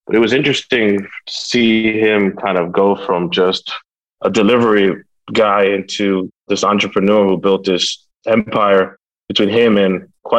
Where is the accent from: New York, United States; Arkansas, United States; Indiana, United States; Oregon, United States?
New York, United States; New York City; basically where I grew up was in the mid-30s between like 8th and 9th Avenue.